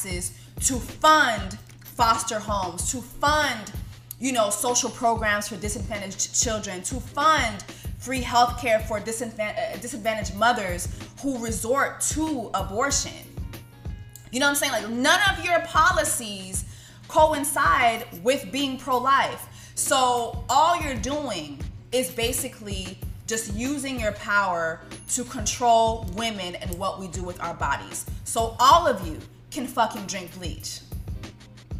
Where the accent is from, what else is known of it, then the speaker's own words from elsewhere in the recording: Miami, Florida, United States; also born or lived in Canada; I'm from Florida